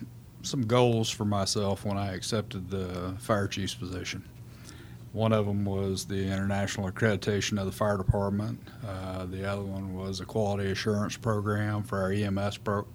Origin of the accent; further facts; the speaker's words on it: Round Rock, Texas, United States; Round Rock.